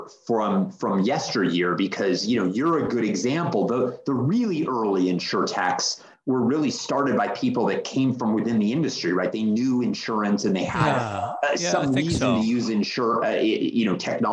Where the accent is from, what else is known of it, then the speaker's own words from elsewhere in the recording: California, United States; I'm a kid from California that grew up around technology